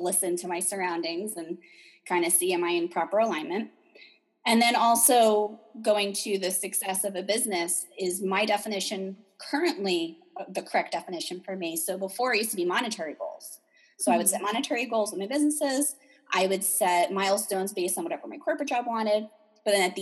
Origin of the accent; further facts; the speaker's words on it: New Jersey, United States; I'm from New Jersey